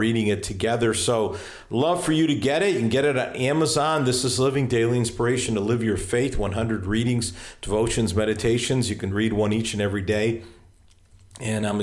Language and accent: English; Hartford, Connecticut, United States; now in Virginia, United States; I live in Virginia now, but that's where I grew up, in Hartford, Connecticut.